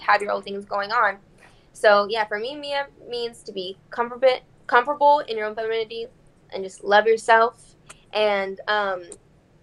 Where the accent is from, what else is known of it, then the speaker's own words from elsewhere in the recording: Texas, United States; I am originally from Texas